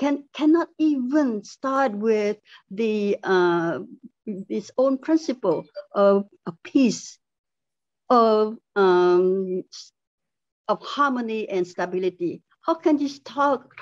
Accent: Cambodia; moved away; I come from Cambodia. There was a spillover of refugees from Cambodia during the genocide years from 75 to 79 in Cambodia. I'm part of the refugee populations that from that crisis

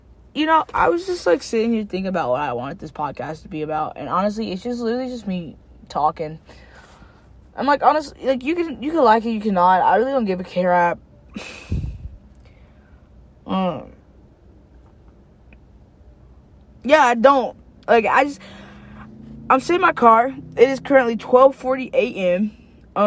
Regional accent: Knoxville, Tennessee, United States; moved away as an adult; also born or lived in Cookeville, Tennessee; I'm from Knoxville, but, like, I don't know anyone in Knoxville, really, except my family nowadays.

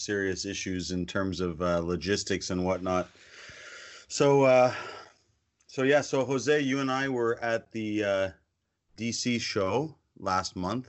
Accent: Canada; We have a strong kinship, you know, me being a Canadian Jew and them being Mexicans living in the States, living in Mexico.

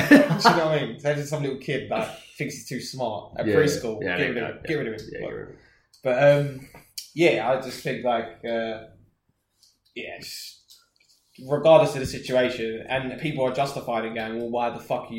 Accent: United Kingdom; As the British public

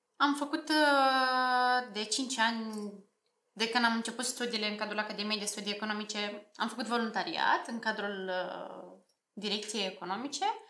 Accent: Slobozia, Ialomița County, Romania; moved away as an adult; now in Bucharest, Romania; sunt absolventa Liceului Tehnologic Alexandru Ioan Cuza din Slobozia

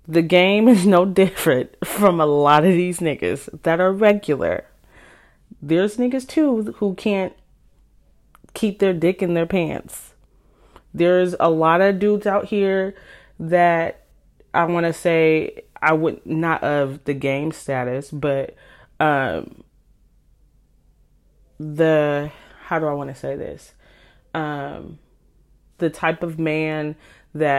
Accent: California, United States; also born or lived in Washington; now in Seattle area, Washington, United States; I'm from California, but I live in Washington, just outside of Seattle

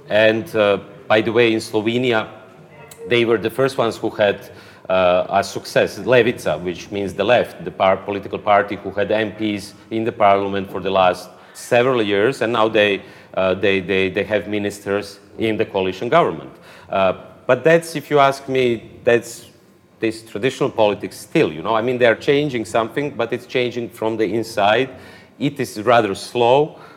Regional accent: Croatia; born there; I was born in Croatia. I speak Croatian

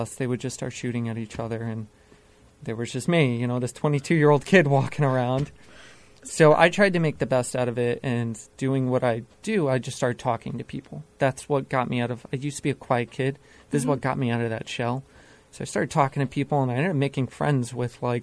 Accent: Shelton, Connecticut, United States; also born or lived in Florida / Derby, Connecticut; I'm born and raised in Connecticut. I lived about 20 minutes north of here in a town called Shelton

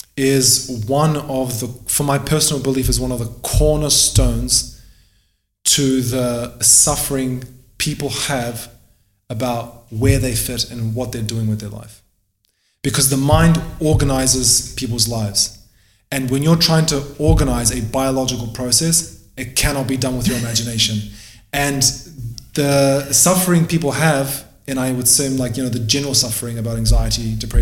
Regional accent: Albania; moved away; I'm from Albania, so I didn't go through the war myself personally because we came here before it all popped off.

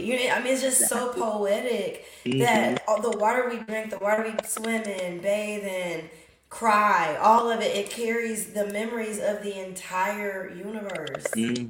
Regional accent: Kentucky, United States; also born or lived in Indianapolis; I'm from Kentucky, have lived in Indianapolis the majority of my life. So I never grew up by the ocean.

